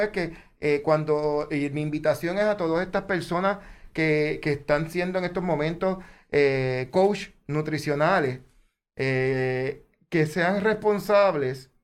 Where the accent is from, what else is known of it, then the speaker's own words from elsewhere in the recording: Puerto Rico; como buen puertorriqueño